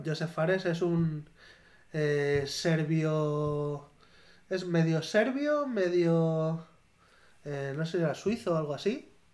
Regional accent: near Navalmoral de la Mata, Extremadura, Spain; moved away; Naval Moral, el pueblo al lado de mi pueblo

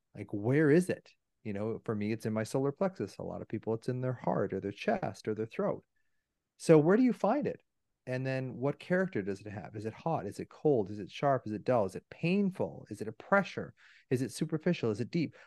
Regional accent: Canada; I'm Canadian

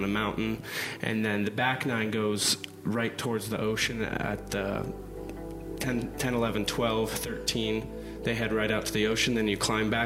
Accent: Scottsdale, Arizona, United States; moved away as an adult; also born or lived in Cabo San Lucas, Mexico; now in Mexico; I grew up in Phoenix in Scottsdale

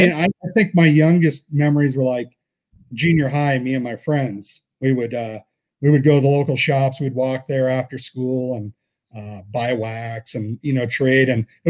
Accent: Redondo Beach, California, United States; growing up in Redondo Beach in Southern California.

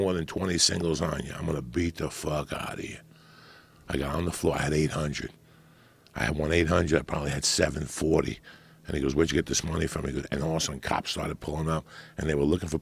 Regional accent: New Jersey, United States; also born or lived in Cuba / New York City; I grew up in Jersey

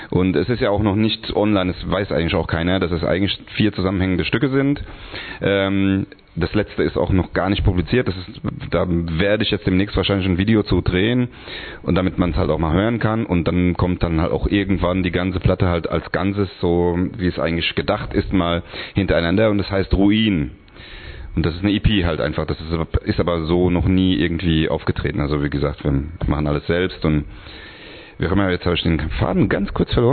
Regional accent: Hungary; German is a second language; vielleicht liegt es auch daran, dass es für mich eigentlich nicht meine Muttersprache ist, weil ich auch un aus Ungarn bin und Deutsch erlernt habe.

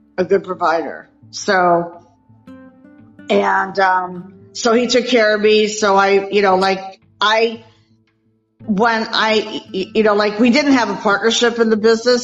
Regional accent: Minnesota, United States; now in Saratoga Springs, United States; I was actually born and raised in Minnesota, and now I live in upstate New York in Saratoga Springs

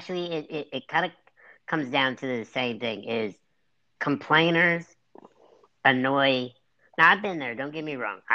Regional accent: United States; We're both American

